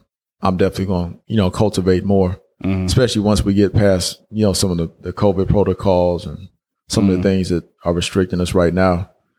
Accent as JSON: {"language": "English", "region": "Georgia", "country": "United States", "said": "when I tell people out here I'm from Georgia, they automatically think I'm, you know, it's Atlanta"}